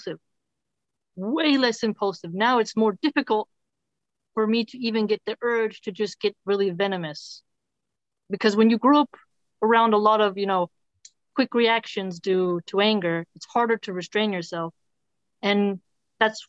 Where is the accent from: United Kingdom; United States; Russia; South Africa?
United States; Philadelphia, Pennsylvania; I grew up in Philly